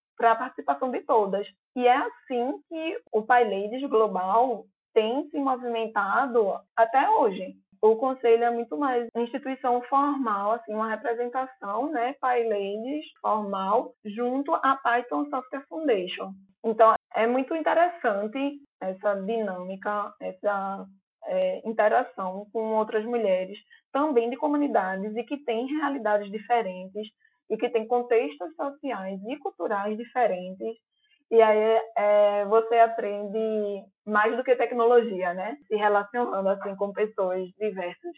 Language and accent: Portuguese; Recife, Pernambuco, Brazil; accent: Recife; Tem um podcast recifense que é o Arrumadinho. É um podcast de notícias com o nosso sotaque